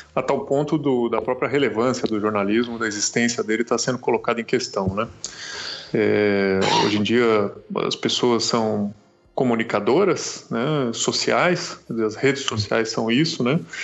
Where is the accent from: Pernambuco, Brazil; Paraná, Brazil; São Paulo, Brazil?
São Paulo, Brazil; Santos; moved away as an adult; also born or lived in Brasília / Chile; now in São Paulo, Brazil; Eu sou de Santos, fiz faculdade lá porque não passei na Federal de Curitiba